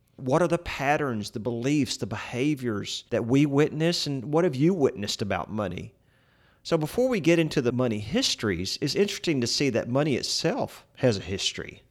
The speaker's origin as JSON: {"language": "English", "region": "Central Texas", "country": "United States", "tie": "born or raised there", "said": "we're from Central Texas, And I can remember growing up as a boy going with my dad to see all the different properties we owned"}